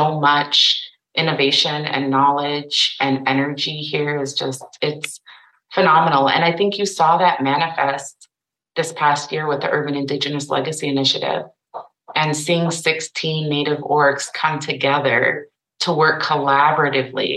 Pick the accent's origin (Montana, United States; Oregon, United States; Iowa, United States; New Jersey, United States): Iowa, United States; Sioux City; now in Minneapolis, United States; I'm urban. I'm from Sioux City, Iowa, but our res is only 30 minutes away